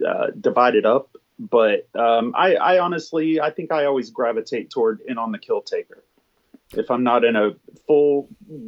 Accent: small town Alabama, United States; small town Alabama, there was really nothing else to do. We're 90 miles from the Florida beach.

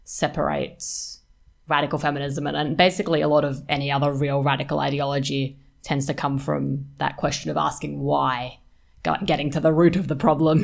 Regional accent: Australia; also born or lived in Western Australia; we're all Australian women

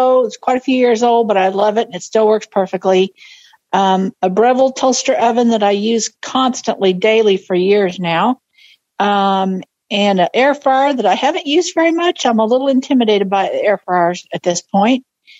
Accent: Oklahoma, United States; Hi, I'm from Oklahoma.

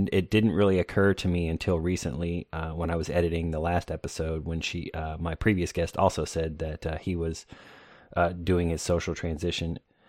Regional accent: Florida, United States; also born or lived in North Carolina / California / Okinawa / Illinois; now in Atlanta, United States; I was in the military, and I'm originally from Florida, but I've lived in North Carolina, California. I lived overseas in Okinawa.

